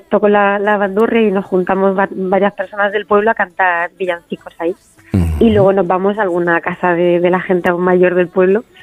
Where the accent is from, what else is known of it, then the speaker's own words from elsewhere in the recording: Castilla-La Mancha, Spain; me lo pidieron de, los medios de, mi tierra, de Castilla-La Mancha